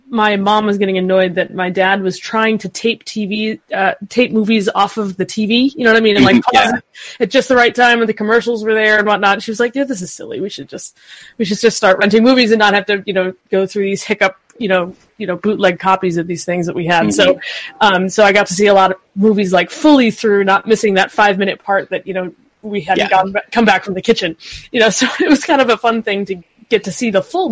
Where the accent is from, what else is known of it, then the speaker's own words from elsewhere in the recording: Syracuse, New York, United States; now in Maine, United States; I grew up in Syracuse, New York